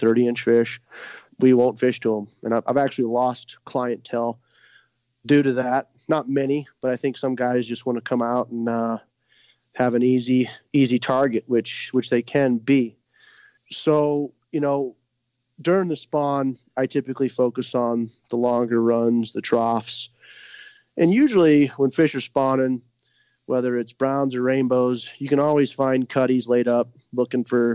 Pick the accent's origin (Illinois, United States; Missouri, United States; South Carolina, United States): Missouri, United States; moved away; I'm from Missouri, you know, as I said, and bow fishing and spear fishing kind of runs deep in my blood